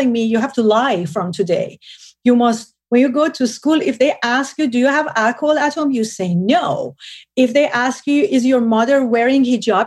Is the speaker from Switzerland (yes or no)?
no; Tehran, Tehran Province, Iran; moved away; I was born and raised in Tehran